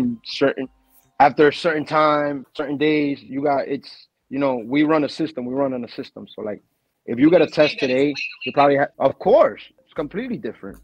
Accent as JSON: {"language": "English", "country": "Dominican Republic", "moved": "yes", "lives_now": "New York, United States", "said": "I'm Dominican from Dominican Republic."}